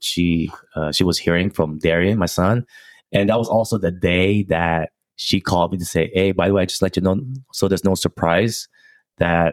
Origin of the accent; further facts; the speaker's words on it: Philippines; also born or lived in Rocklin, California; now in United States; Did a mission trip in the Philippines, you know, my hometown.